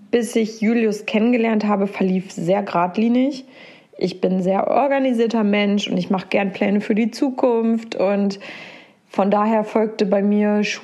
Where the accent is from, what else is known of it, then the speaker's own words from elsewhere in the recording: Porta Westfalica, North Rhine-Westphalia, Germany; also born or lived in Minden; ich bin dieses Jahr 30 geworden. Geboren bin ich in Minden und aufgewachsen im wunderschönen Porta Westfalica an der Weser zwischen Wien und Wesergebirge.